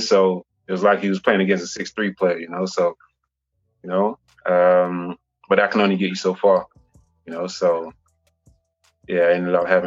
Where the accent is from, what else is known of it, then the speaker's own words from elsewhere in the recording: England, United Kingdom; also born or lived in Saint Vincent and the Grenadines; I came to England when I was about 7 years old